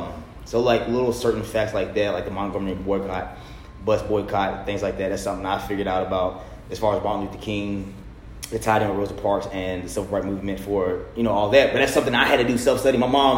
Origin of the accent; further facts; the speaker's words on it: India; Yeah. I'm Indian.